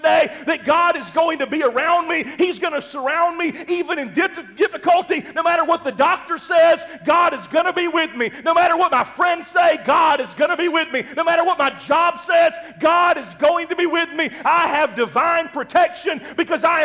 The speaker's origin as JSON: {"language": "English", "region": "Mississippi", "country": "United States", "tie": "born or raised there", "moved": "yes", "lives_now": "Oklahoma, United States", "said": "I grew up in Mississippi"}